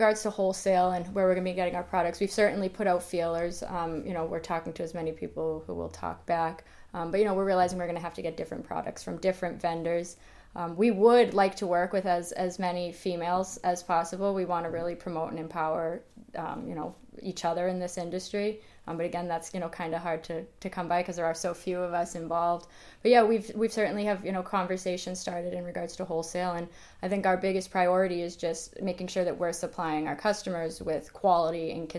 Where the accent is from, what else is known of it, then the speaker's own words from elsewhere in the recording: Boston, Massachusetts, United States; We're both from Boston, but we have mm-hmm. no real political ends.